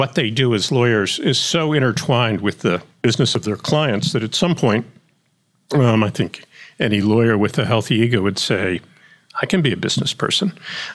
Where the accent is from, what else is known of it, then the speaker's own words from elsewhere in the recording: Pennsylvania, United States; I grew up on what was left of a family farm about 25 miles west of Philadelphia